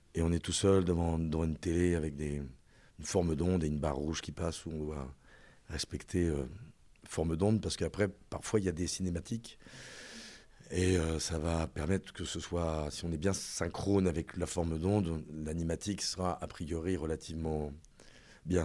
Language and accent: French; Reims, Grand Est, France; moved away as an adult; je suis né à Reims, boulevard Lundi